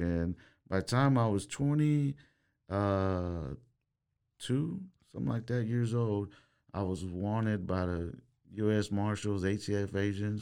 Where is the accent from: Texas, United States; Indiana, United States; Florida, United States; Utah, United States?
Texas, United States; Waco; I was born and raised here in Waco, Texas